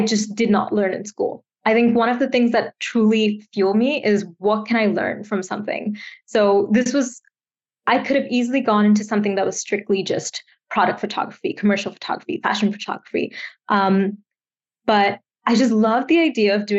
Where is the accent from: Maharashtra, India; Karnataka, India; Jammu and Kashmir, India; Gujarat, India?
Karnataka, India; Bangalore; moved away as an adult; now in Canada; I grew up in Bangalore, India. It's in the south.